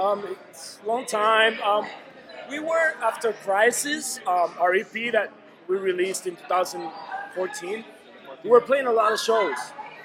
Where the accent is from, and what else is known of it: Dominican Republic; moved away as an adult; now in Chicago, United States